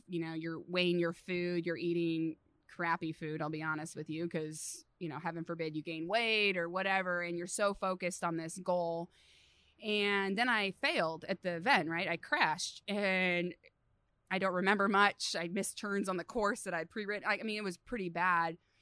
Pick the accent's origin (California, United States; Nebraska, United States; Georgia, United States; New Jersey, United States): California, United States; Redding; also born or lived in Los Alamos, California / Abilene, Texas; born on a cattle ranch, uh, in Los Alamos, California, so pretty far from civilization, and then grew up the rest in Redding, California, so super NorCal